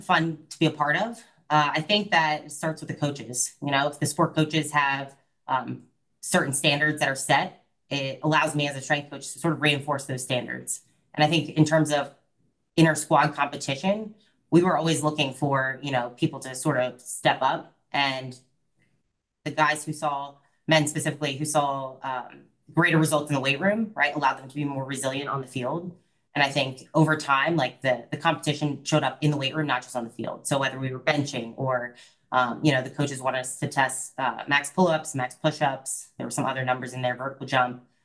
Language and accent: English; Philadelphia suburbs, Pennsylvania, United States; moved away as an adult; now in Florida, United States; I'm from the Philadelphia suburbs